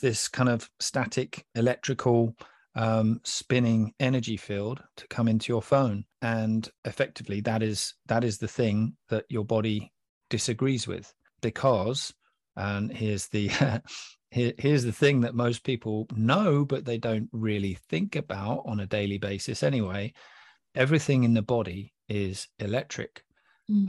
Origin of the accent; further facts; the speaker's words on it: England, United Kingdom; I'm from England